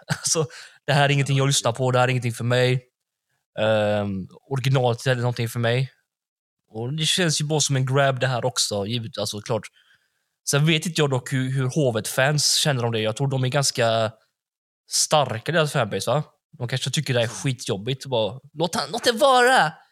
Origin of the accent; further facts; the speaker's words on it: Gothenburg, Västra Götaland, Sweden; jag är från Backa